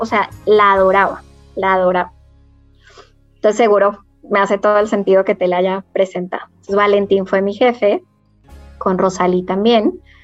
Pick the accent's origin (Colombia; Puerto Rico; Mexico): Colombia; Cali, Valle del Cauca; Yo nací en Cali